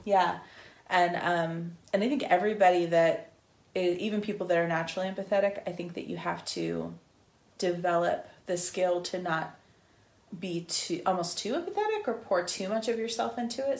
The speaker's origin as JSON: {"language": "English", "region": "Northern California", "country": "United States", "said": "I'm from Northern California"}